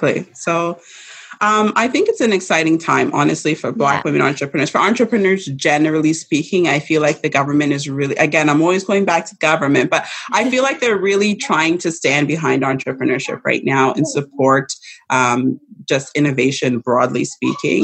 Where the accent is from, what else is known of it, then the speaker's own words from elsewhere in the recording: Saskatchewan, Canada; also born or lived in London, United Kingdom; I was born in Canada. I was born in Saskatchewan.